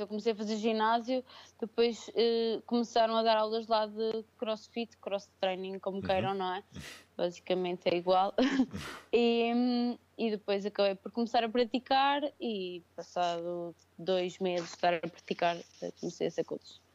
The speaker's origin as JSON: {"language": "Portuguese", "town": "São Pedro do Sul", "region": "Viseu", "country": "Portugal", "also_born_or_lived": "Lisbon", "moved": "as an adult", "said": "eu sou de Viseu, sou de São Pedro do Sul"}